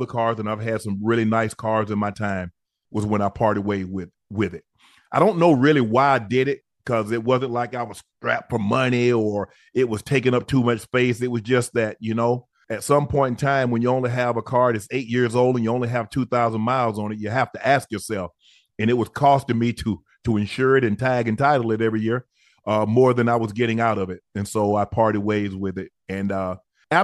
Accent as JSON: {"language": "English", "region": "South Georgia", "country": "United States", "said": "I'm from South Georgia."}